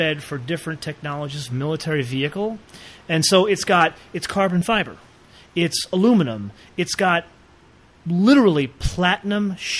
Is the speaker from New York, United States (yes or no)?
yes; New York, United States; I'm from New York.